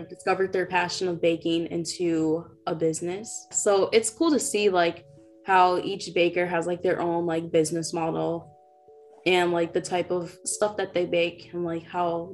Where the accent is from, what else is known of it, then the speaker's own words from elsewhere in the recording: Minneapolis, Minnesota, United States; also born or lived in North Dakota; I am originally from Minneapolis. So that's where I live